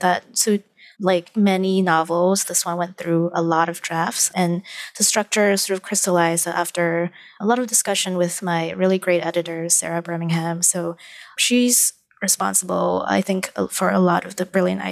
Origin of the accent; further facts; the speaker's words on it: Malaysia; moved away as an adult; now in New York, United States; I actually understand a lot of my supposed place in this new country because I am from Malaysia